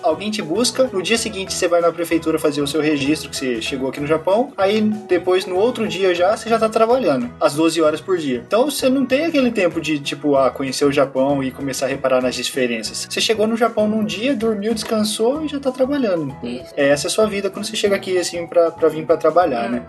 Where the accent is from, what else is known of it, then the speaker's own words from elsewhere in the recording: Brazil; moved away as an adult; also born or lived in Marília; now in Japan; Eu saí do Brasil em 2004 e a gente voltou pro Brasil para passear